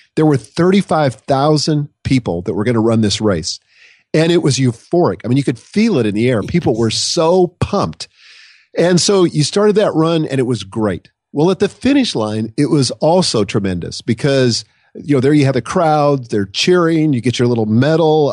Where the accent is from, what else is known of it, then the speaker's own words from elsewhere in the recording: Nebraska, United States; I grew up in Nebraska